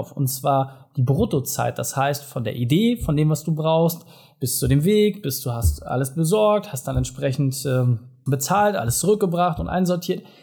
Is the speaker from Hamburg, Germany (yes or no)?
yes; Hamburg, Germany; ja, ich lebe in einer Großstadt, ich kann das nachvollziehen als Hamburger.